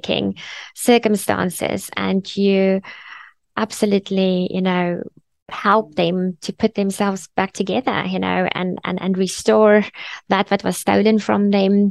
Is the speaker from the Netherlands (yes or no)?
no; Bloemfontein, Free State, South Africa; moved away; I'm from Bloemfontein, originally